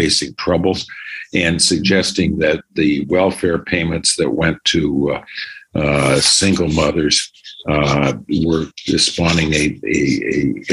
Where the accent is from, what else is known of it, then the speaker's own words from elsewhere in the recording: Detroit, Michigan, United States; also born or lived in Birmingham, Michigan; I grew up in Detroit and Birmingham, Michigan, where I attended public school in Detroit and private school in Bloomfield Hills.